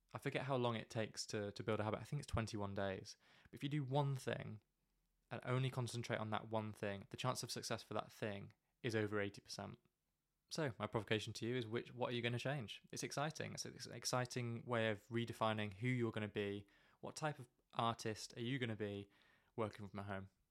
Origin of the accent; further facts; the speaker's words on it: United Kingdom; we're very British